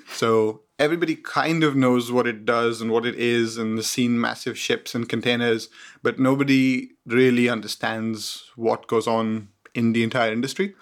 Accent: Mumbai, Maharashtra, India; moved away as an adult; also born or lived in Cambridge, United Kingdom; I was born in India, in Mumbai. I studied there until I was eighteen years old.

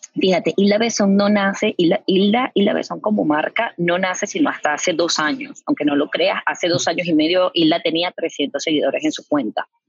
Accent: Venezuela; moved away as an adult; now in Houston, United States; yo vengo de Venezuela. En Venezuela yo pasé a trabajar en, agencias publicitarias

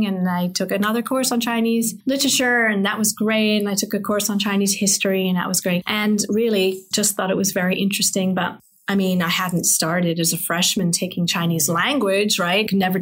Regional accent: England, United Kingdom; moved away as an adult; I grew up in England, actually.

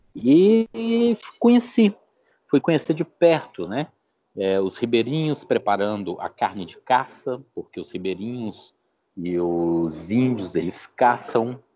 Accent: Brasília, Federal District, Brazil; moved away; also born or lived in Belo Horizonte; eu sou natural de Brasília e desde os 16 anos de idade eu trabalho com carne. Meu pai tinha frigorífico em Belo Horizonte

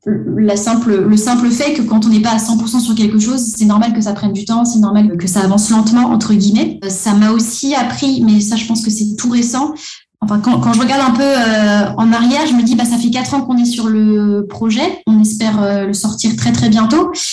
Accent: Antananarivo, Analamanga, Madagascar; moved away as an adult; now in France; moi, j'ai grandi à Madagascar, comme Oug, mais depuis une dizaine d'années, j'habite en France

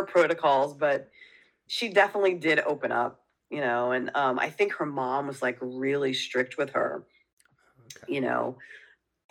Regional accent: White Plains, New York, United States; accent: New York; moved away; also born or lived in Queens, New York; I grew up in White Plains, New York

